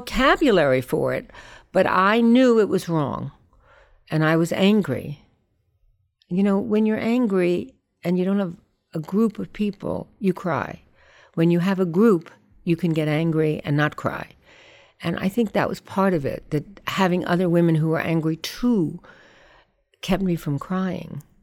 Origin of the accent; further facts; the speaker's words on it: New York, United States; I grew up on the Lower East Side